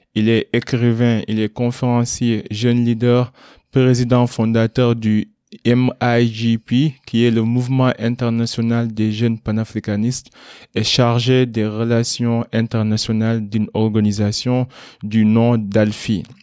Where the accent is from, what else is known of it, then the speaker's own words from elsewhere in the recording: Kaolack, Senegal; j'ai grandi à Kaolek